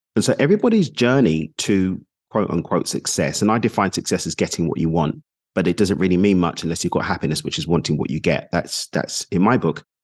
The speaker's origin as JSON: {"language": "English", "region": "London", "country": "United Kingdom", "also_born_or_lived": "United Arab Emirates / Mexico", "moved": "yes", "lives_now": "Dubai, United Arab Emirates", "said": "I'm from East London in the U K, currently in Dubai in the U A E."}